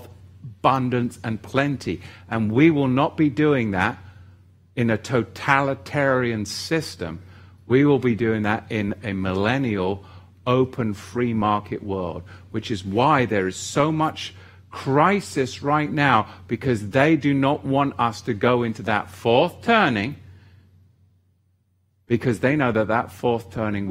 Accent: England, United Kingdom; growing up in England, the Church of England

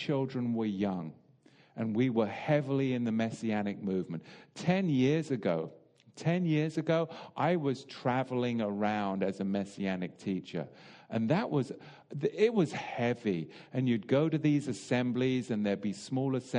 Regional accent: England, United Kingdom; I'm English

